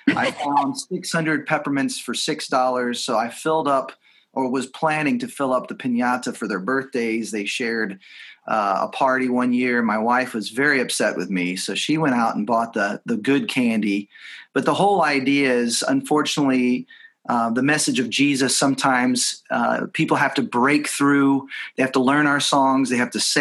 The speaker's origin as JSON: {"language": "English", "region": "Texas", "country": "United States", "tie": "born or raised there", "also_born_or_lived": "Seattle / Los Angeles", "moved": "as an adult", "said": "both growing up in Texas"}